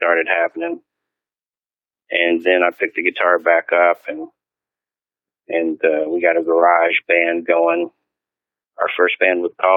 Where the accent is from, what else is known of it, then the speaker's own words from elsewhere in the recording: United States; also born or lived in Shreveport, Louisiana / Arkansas / Texas / Las Vegas; now in Manhattan, United States; I was born in Louisiana and grew up in Arkansas and Texas, I moved here a long time ago